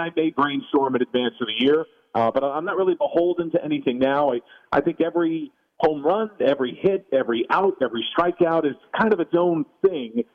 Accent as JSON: {"language": "English", "region": "New Jersey", "country": "United States", "tie": "born or raised there", "also_born_or_lived": "New York City", "said": "I'm from New York City originally by birth. I grew up in New Jersey"}